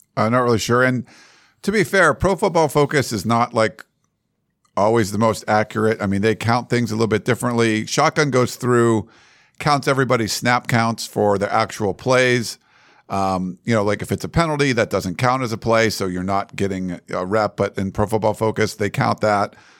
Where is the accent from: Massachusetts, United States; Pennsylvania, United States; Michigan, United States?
Massachusetts, United States; moved away; we're both from Massachusetts